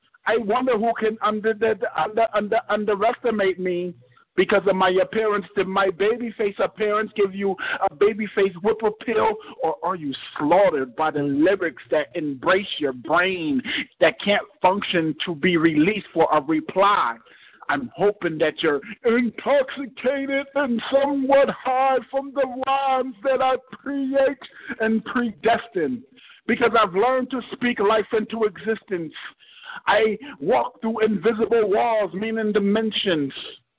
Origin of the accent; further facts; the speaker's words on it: New Jersey, United States; I'm from New Jersey.